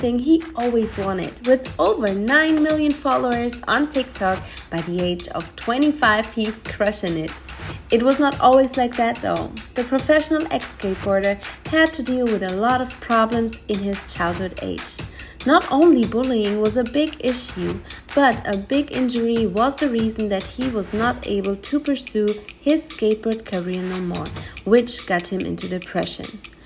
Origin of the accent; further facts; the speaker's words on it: Germany; now in Los Angeles, United States; I grew up on like in a farm too, and the place where I'm coming from in Germany, there's just 2,000 people living in there